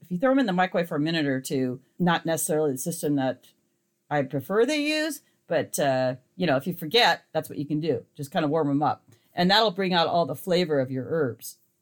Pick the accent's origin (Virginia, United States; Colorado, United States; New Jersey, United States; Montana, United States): Montana, United States; now in California, United States; the light clover honey I was raised on in Montana